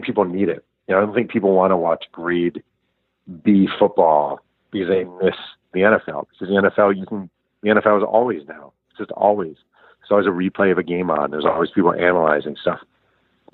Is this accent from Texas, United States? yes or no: no; New York, United States; I'm a New Yorker